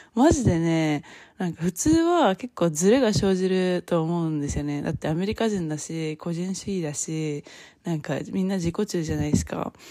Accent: Japan; moved away as an adult; now in United States; 今まで自分が育ってきた 日本の文化

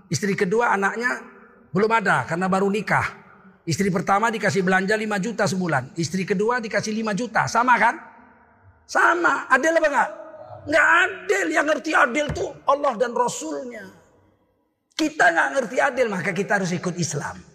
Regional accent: Medan, North Sumatra, Indonesia; Kalau kita orang Medan kan, bah, bau kali ketiak kau bah.

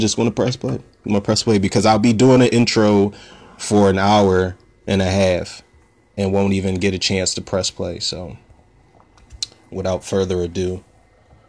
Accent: Philadelphia, Pennsylvania, United States; I'm from Pennsylvania, Philadelphia, Pennsylvania

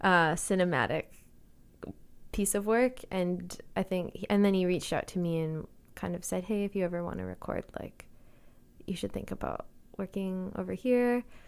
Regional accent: Calgary, Alberta, Canada; moved away as an adult; also born or lived in Boston; now in Victoria, Canada; Yeah, so I grew up in Calgary

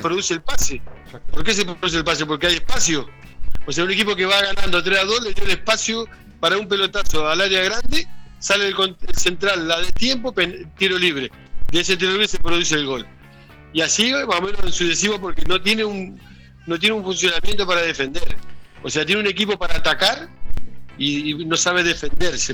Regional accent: Argentina; moved away; yo llegaba para acá para Argentina porque ahora estoy acá en mi ciudad natal

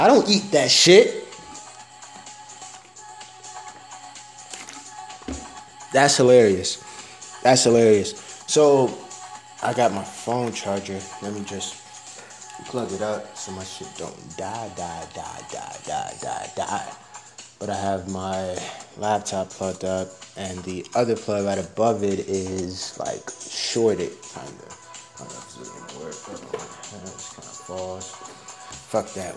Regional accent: Miami, Florida, United States; I'm from Miami

